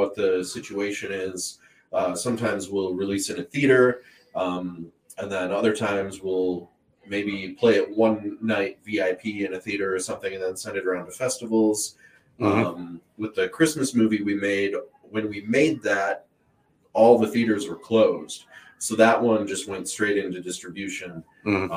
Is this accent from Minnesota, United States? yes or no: yes; Minnesota, United States; moved away as an adult; now in Tucson, United States; I grew up in Minnesota, and it was really cold, and now I live in Tucson